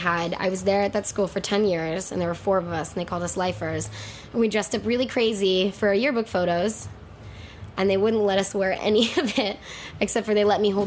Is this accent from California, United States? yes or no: yes; San Francisco, California, United States; moved away as an adult; now in New York, United States; I'm from San Francisco.